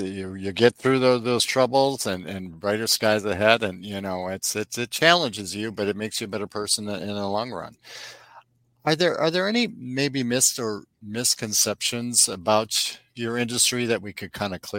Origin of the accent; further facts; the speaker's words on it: Midwest, United States; I'm from the Midwest originally too, and I miss my basement, but you know, hey, I'll trade it off for the weather.